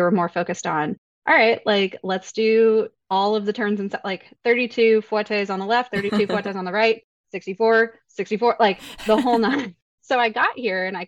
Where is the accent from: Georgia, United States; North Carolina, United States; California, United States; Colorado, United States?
Colorado, United States; Denver; moved away as an adult; also born or lived in New York; I grew up in South Suburban Denver, dancing competitively in that area